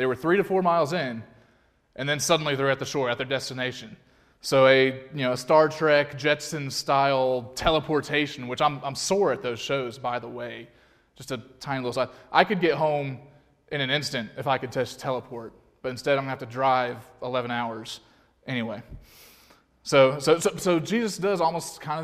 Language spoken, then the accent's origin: English; Alabama, United States; I'm from Alabama